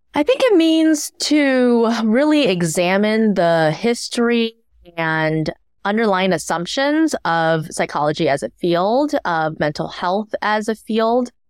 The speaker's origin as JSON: {"language": "English", "town": "Ann Arbor", "region": "Michigan", "country": "United States", "tie": "born or raised there", "also_born_or_lived": "Shanghai, China", "said": "I grew up in Ann Arbor, Michigan"}